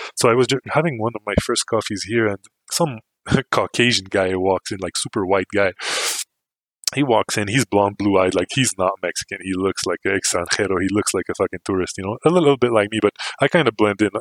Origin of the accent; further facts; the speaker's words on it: Canada; me too